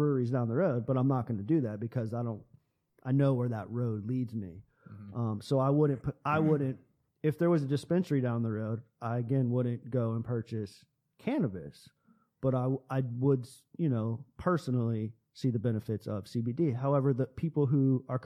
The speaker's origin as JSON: {"language": "English", "country": "United States", "said": "we as American citizens"}